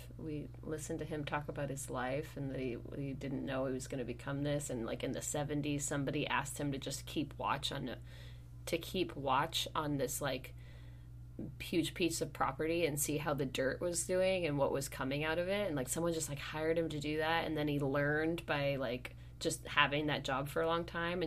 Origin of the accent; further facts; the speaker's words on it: Sonoma, California, United States; moved away; my hometown of Sonoma, California.